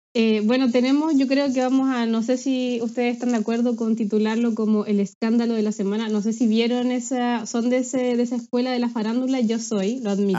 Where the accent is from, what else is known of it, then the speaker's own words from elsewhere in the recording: Talcahuano, Biobío, Chile; moved away as an adult; now in Glasgow, United Kingdom; soy talcahuano, del Huachipato